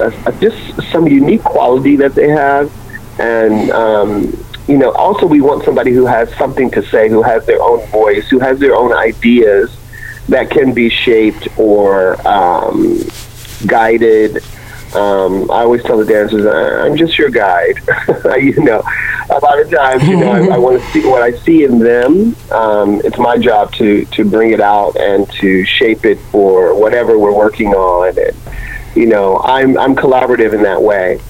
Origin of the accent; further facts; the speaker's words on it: Ohio, United States; moved away; also born or lived in Montreal; it was a local, smaller contemporary company in my home state of Ohio